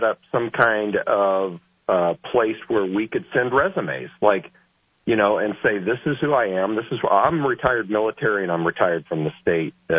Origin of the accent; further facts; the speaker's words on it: northern New Mexico, United States; I'm originally from northern New Mexico. I grew up on the Indian Reservation up there